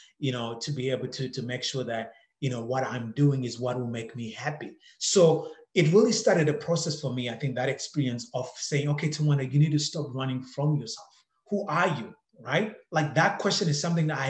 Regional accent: Zimbabwe; moved away as an adult; now in Canada; I grew up in Zimbabwe, and growing up in Zimbabwe

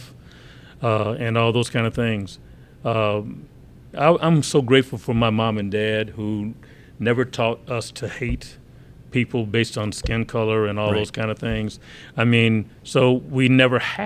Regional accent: Muskegon Heights, Michigan, United States; I grew up in Muskegon Heights, and almost 90-some percent, you know, black

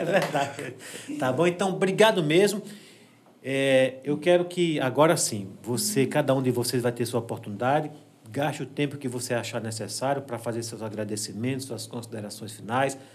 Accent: Água Branca, Alagoas, Brazil; moved away as an adult; also born or lived in São Paulo; now in Delmiro Gouveia, Brazil; Eu sou de Delmiro, eu sou de Água Branca, da Serra uhum. da Jurema, em, em, Água Branca

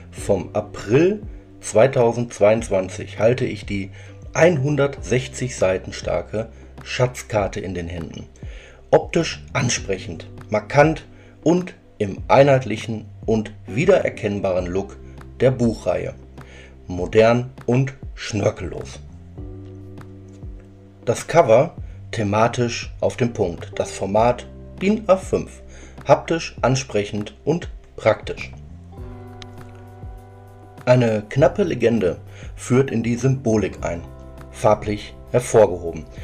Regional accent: North Rhine-Westphalia, Germany; Aufgewachsen im Herzen des Ruhrgebiets, aber einen Steinwurf entfernt vom Niederrhein, betrachte ich diese besondere Landschaft mit den vielen kleinen, pittoresken Orten, den weiten Feldern und das weitläufige Grün als mindestens meine zweite Heimat

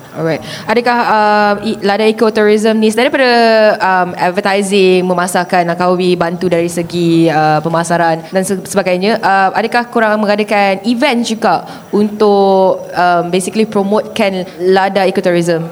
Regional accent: Sabah, Malaysia; saya orang Sabah

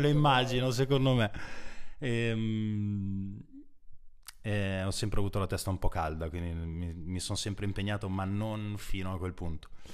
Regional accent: Brugherio, Lombardy, Italy; io stesso sono nato in provincia, a Brugherio in particolare, che è appena fuori Milano

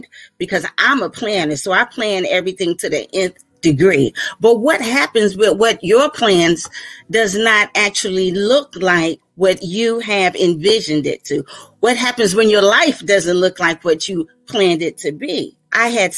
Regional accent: Virginia Beach, Virginia, United States; I hail from Virginia Beach, Virginia

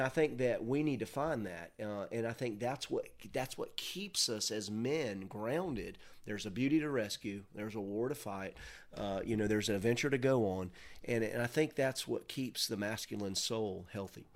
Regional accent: Mims, Florida, United States; I'm from Mims. I mean, there's one blinking light

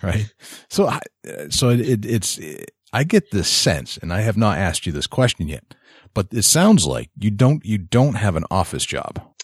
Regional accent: New Hampshire, United States; I'm from New Hampshire

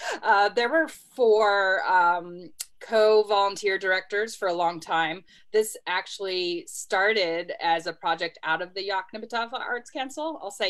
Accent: San Diego, California, United States; also born or lived in Los Angeles, United States / Georgia, United States / Minnesota, United States; now in Oxford, United States; I was born outside of Los Angeles, was raised mostly in San Diego, but lived all over the country. I lived in Georgia, Minnesota.

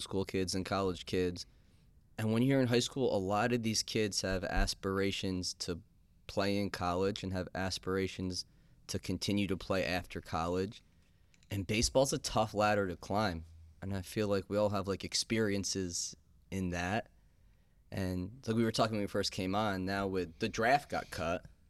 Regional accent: Chatham, New York, United States; also born or lived in Boston; I lived in Boston for a while, and Paul lived in New York, but we're from Chatham

